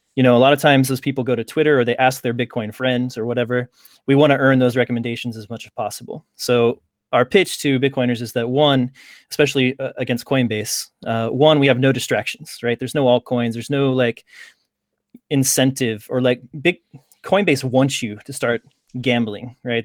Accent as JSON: {"language": "English", "town": "Lawrence", "region": "Kansas", "country": "United States", "tie": "born or raised there", "said": "I grew up just outside of Kansas City in, uh, Lawrence, Kansas"}